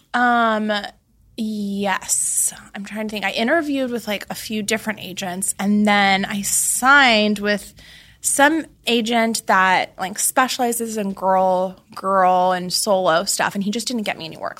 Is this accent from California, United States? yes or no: yes; Laguna Beach, California, United States; I grew up in Laguna Beach, California, where the show took place.